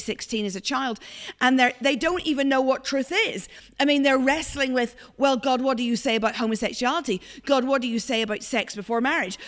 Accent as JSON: {"language": "English", "country": "Ireland", "moved": "yes", "lives_now": "Glasgow, United Kingdom", "said": "I'm Irish"}